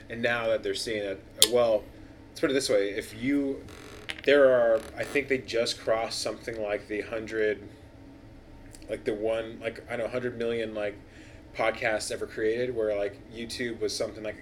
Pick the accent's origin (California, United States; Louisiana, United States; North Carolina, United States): California, United States; So yeah, we grew up